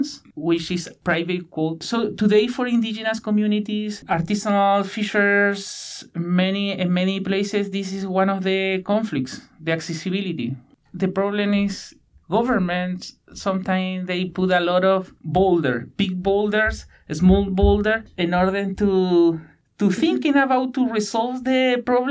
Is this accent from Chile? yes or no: yes; Punta Arenas, Magallanes and Chilean Antarctica, Chile; English is a second language; moved away as an adult; now in Victoria, Canada; I am from Chile, from the west side of Patagonia, where there are a lot of channels and rainforests.